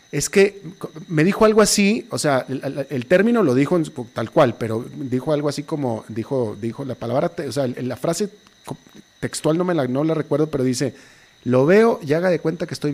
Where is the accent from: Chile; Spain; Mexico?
Mexico; Me voy para México, es mi, peregrinación anual a, mi terruño.